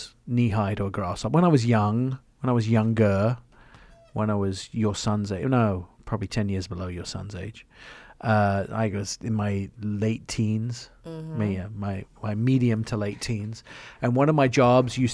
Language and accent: English; England, United Kingdom; moved away as an adult; also born or lived in Canada; now in United States; I grew up in England